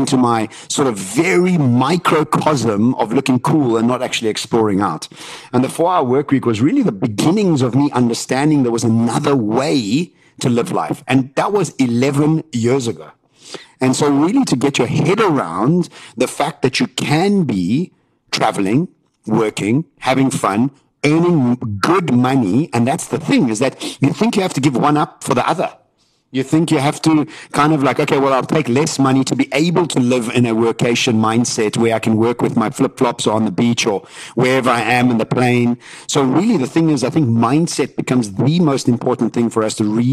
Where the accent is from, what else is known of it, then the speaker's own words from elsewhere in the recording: Johannesburg, Gauteng, South Africa; us all growing up in Johannesburg